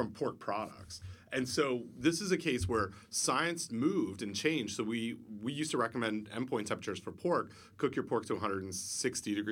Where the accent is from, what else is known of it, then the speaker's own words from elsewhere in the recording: Canada; I'm from Canada